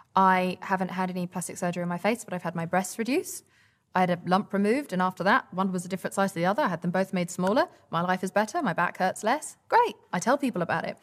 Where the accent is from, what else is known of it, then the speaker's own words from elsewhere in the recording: England, United Kingdom; we were brought up in England